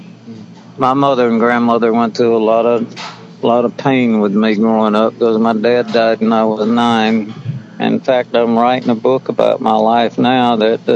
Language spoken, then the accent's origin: English; South Carolina, United States; moved away; I was originally from South Carolina. And, of course, I can talk without the accent when I have to.